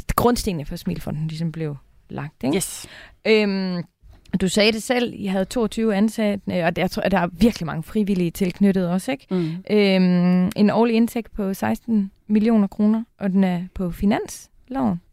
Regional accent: North Jutland, North Denmark Region, Denmark; now in Copenhagen, Denmark; I virkeligheden er jeg jo nordjyde, hmm. udstationeret øh, i hovedstaden.

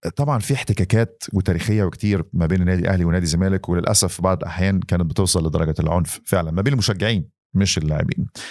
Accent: Egypt; انا كمان مصري

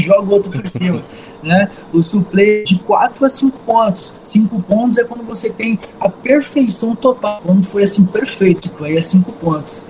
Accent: Brazil; nós somos brasileiros, nós temos tradição de luta

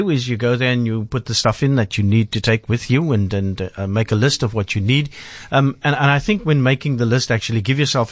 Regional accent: Cape Town, Western Cape, South Africa; I grew up hiking on Table Mountain when you could still sleep over on the mountain

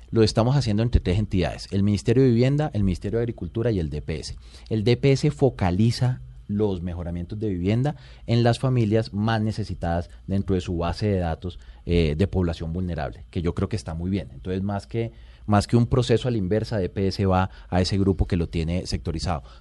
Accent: La Guajira, Colombia; born there; Yo soy de provincia, orgullosamente colombiano. Yo nací en La Guajira

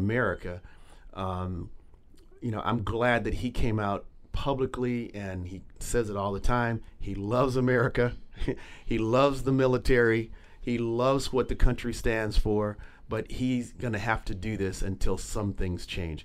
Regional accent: Los Angeles, California, United States; I grew up in Los Angeles with the Rams. As a kid

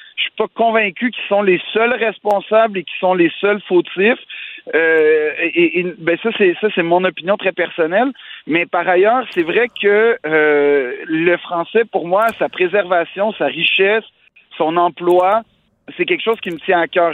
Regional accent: Quebec, Canada

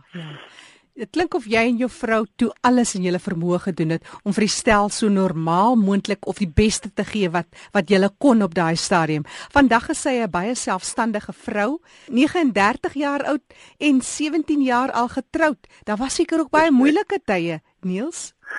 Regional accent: Steinkopf, Northern Cape, South Africa; moved away; Ek is oorspronklik van Steenkop

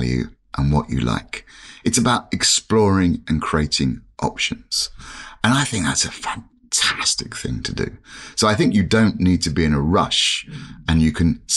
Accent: London, United Kingdom; when I was a kid growing up in London, it was typical London family

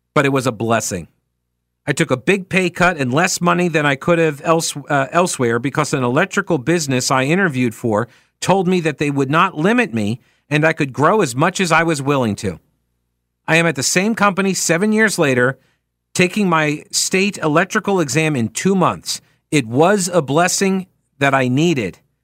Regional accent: United States; as an American

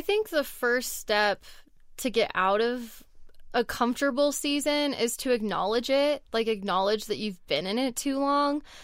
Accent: Southern California, United States; moved away as an adult; also born or lived in Texas; now in Colorado, United States; where I grew up in Southern California

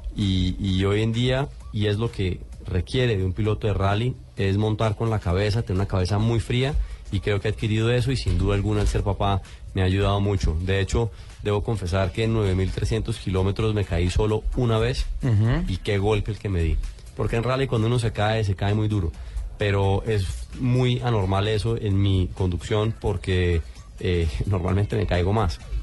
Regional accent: Colombia

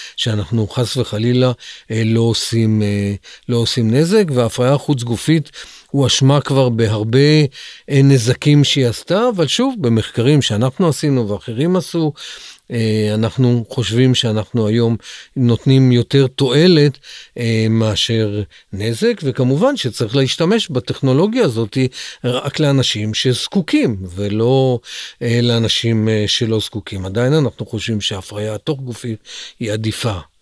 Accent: Central District, Israel; moved away as an adult; also born or lived in Negev; גדלתי באזור המרכז

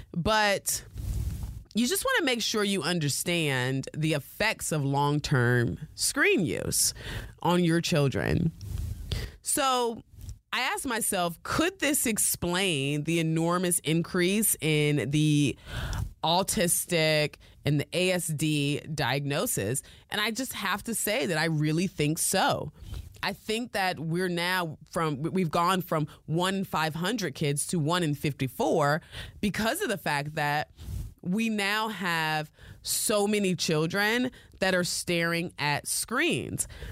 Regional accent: United States; accent: American; my American accent

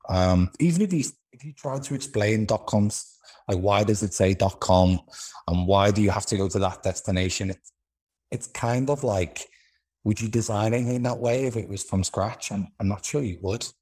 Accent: Liverpool, North West England, United Kingdom; accent: Liverpool; moved away; also born or lived in London / Israel / Moscow / United States; I'm originally from Liverpool in the U K.

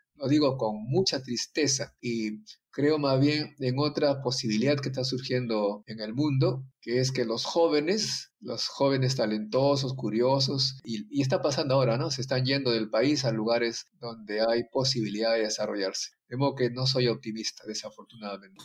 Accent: Ancash, Peru; also born or lived in France; Mi pueblo fue el centro de la cultura llamada civilización Cuye

